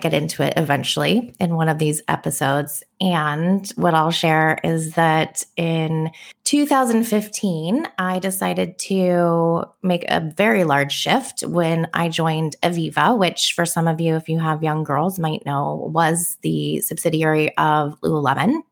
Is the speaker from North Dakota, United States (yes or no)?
no; Bay Area, California, United States; now in Oahu, United States; I'm originally from the Bay Area. I now live in Hawaii